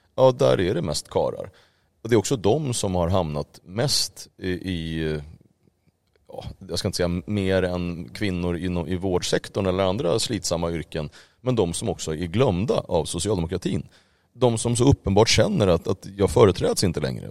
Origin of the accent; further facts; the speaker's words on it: Uppsala, Uppsala County, Sweden; jag är uppväxt i Uppsala